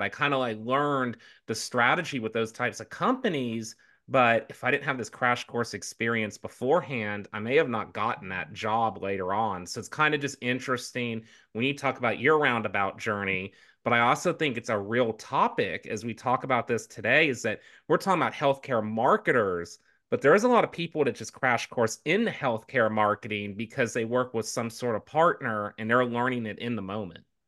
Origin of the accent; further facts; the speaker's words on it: the South, United States; moved away; as a southerner um, originally